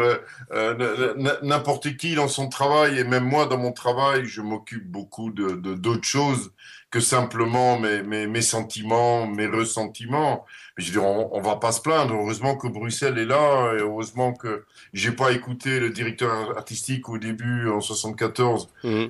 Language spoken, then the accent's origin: French; Netherlands; first language Dutch; French is a second language; moved away; also born or lived in Leuven / Brussels / Paris; je suis néerlandais et néerlandophone